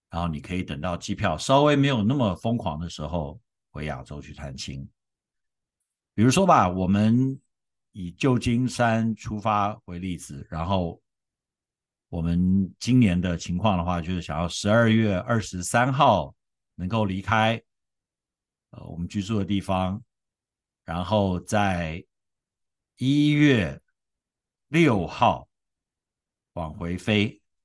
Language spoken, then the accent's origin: Chinese; Taiwan; moved away; 我从小在台湾